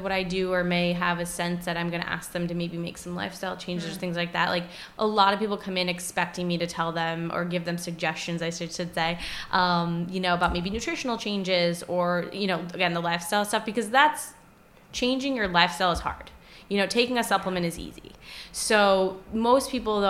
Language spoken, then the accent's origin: English; Westerly, Rhode Island, United States; moved away as an adult; also born or lived in Boston / Pacific Northwest; now in Providence, United States; growing up in Rhode Island, I wasn't familiar